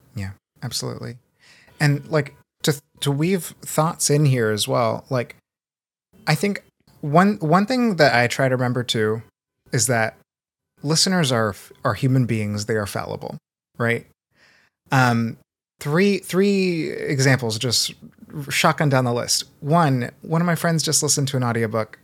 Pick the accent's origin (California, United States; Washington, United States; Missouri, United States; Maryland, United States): Washington, United States; Seattle; also born or lived in Brazil; I was born in Brazil. I grew up in North Seattle